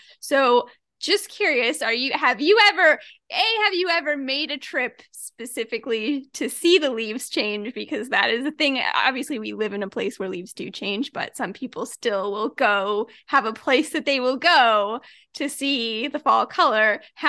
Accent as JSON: {"language": "English", "region": "Midwest", "country": "United States", "tie": "born or raised there", "said": "I grew up in the Midwest, so it's just something that you see"}